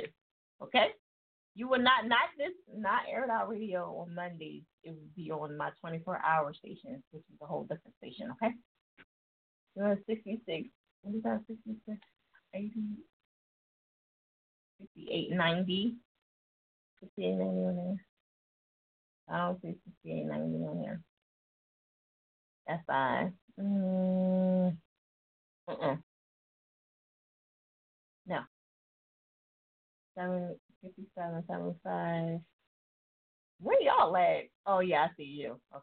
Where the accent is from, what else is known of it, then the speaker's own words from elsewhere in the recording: New Jersey, United States; I'm from Jersey and I say it crazy.